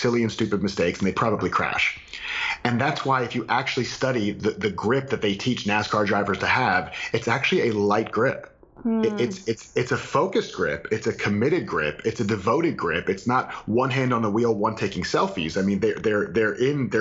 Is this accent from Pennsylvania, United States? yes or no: no; Florida, United States; I'm from Florida